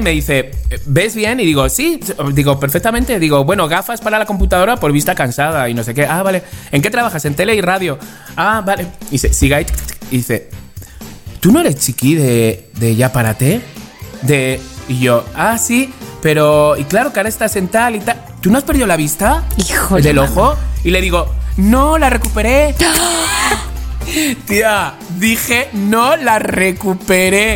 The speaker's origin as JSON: {"language": "Spanish", "country": "Spain", "moved": "as an adult", "lives_now": "Mexico", "said": "Era español"}